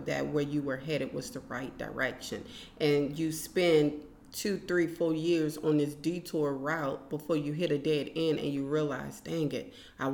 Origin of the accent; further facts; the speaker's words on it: New Orleans, Louisiana, United States; now in Lafayette, United States; I'm from New Orleans